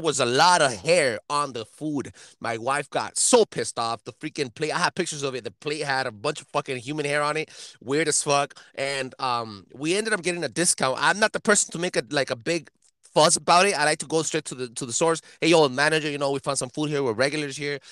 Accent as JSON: {"language": "English", "town": "El Monte", "region": "California", "country": "United States", "said": "We're from El Monte"}